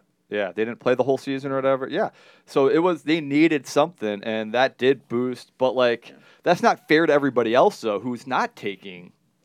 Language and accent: English; Lincoln Park, Michigan, United States; Lincoln Park, my hometown.